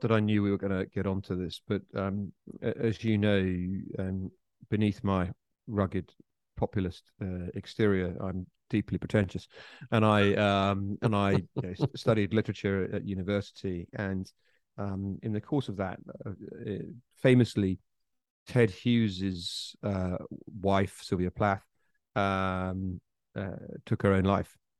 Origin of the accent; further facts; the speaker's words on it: United Kingdom; I, as a British person